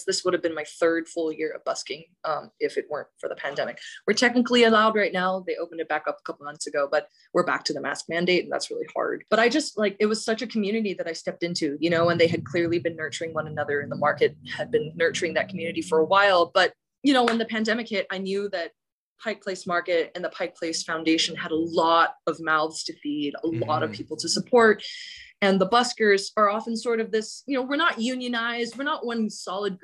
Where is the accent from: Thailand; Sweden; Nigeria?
Thailand; Bangkok; moved away as an adult; also born or lived in British Columbia, Canada; now in Seattle, United States; I grew up in Thailand